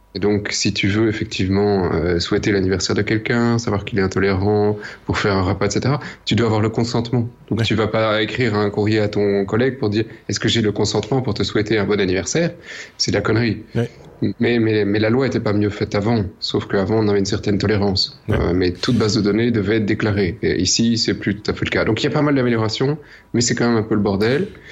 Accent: Belgium; on est belge

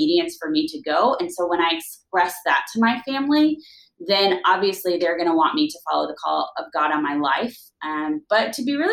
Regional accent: Florida, United States; moved away as an adult; now in Israel; I was born and raised in Florida

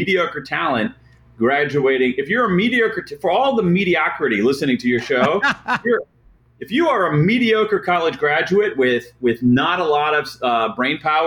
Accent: Central Ohio, United States; I grew up in Central Ohio

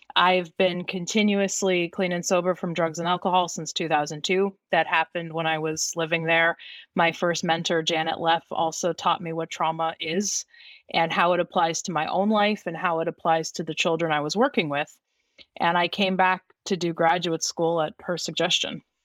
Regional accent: Youngstown, Ohio, United States; also born or lived in Bosnia; I'm from the Youngstown, Ohio area

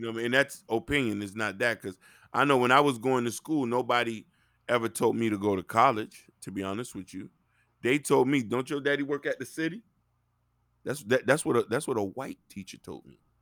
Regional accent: Dade County, Florida, United States; I'm from Dade County, Chopper City.

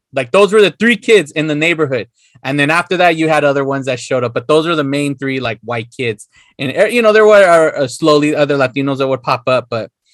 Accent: Los Angeles, California, United States; when I was a kid, born in East LA and everything, we lived there from 81 to 86 or 87. And all Spanish, directly just Spanish to my family, my mom and dad.

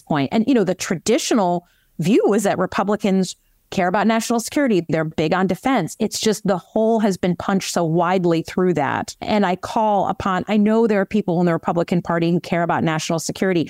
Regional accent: Michigan, United States; As a good Midwesterner who comes from a swing state, I have to say, we've been doing our part in Michigan

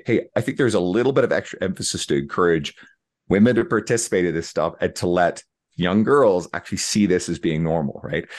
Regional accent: Newfoundland and Labrador, Canada; I grew up in Northern Newfoundland, Eastern Canada

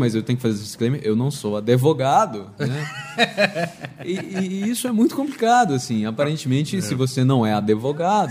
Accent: Brasília, Federal District, Brazil; moved away; eu sou de Brasília, então eu já, eu já fui. E eu era jornalista lá

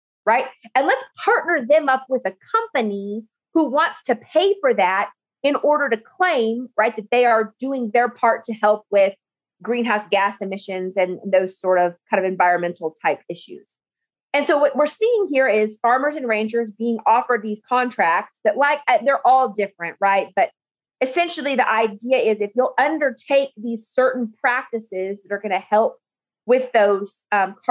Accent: New Mexico, United States; moved away as an adult; also born or lived in Oklahoma / Albuquerque, New Mexico / West Texas; now in Texas, United States; I grew up in New Mexico on my family's farm and ranch

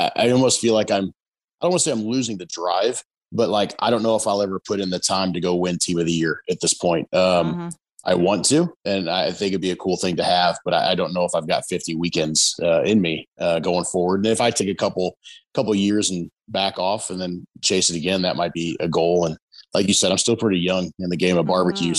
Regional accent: Texas, United States; I was born in Texas

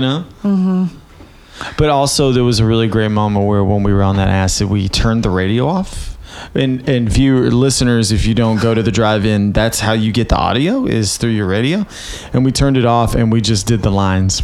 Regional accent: Winchester, Tennessee, United States; moved away; also born or lived in Tullahoma, Tennessee / Nashville, Tennessee; I am from Winchester, Tennessee, and I went to high school in a place called Tullahoma, Tennessee

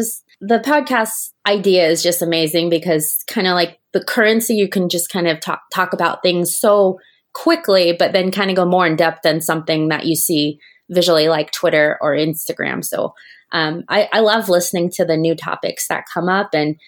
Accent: Japan; now in Orlando, United States; I grew up in Japan and actually grew up with my home park being the Tokyo Disney Resort.

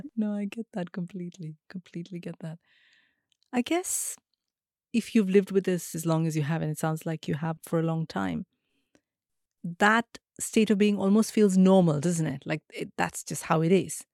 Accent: India; moved away; growing up in India meant that I was always part of South Asian culture and communities. It's only now, when I live in the West

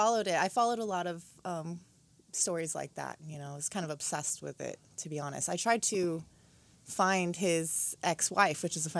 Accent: Westwood, California, United States; It was Westwood, California, really small town.

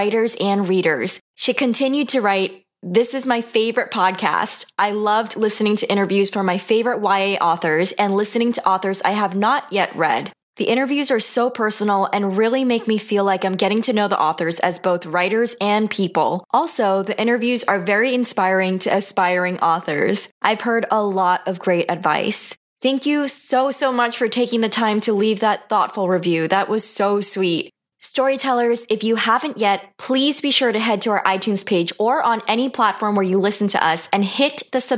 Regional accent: New York, United States; my hometown in New York

